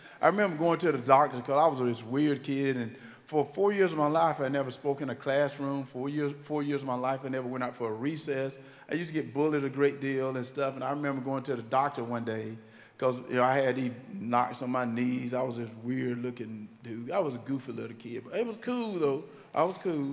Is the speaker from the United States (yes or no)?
yes; Wrightsville, Georgia, United States; accent: country; moved away; So I gotta sound like where I'm from